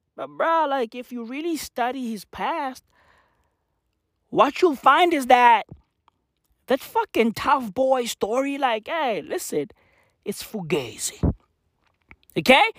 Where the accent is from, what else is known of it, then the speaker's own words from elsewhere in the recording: South Africa; I'm from South Africa